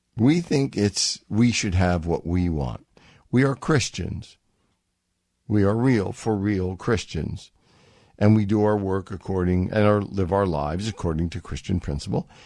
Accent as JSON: {"language": "English", "country": "United States", "said": "I'm from America. I speak American"}